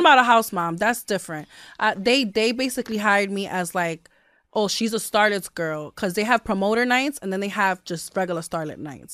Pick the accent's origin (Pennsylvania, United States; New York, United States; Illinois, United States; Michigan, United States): New York, United States; New York City; I grew up there, and I have a lot of beautiful memories there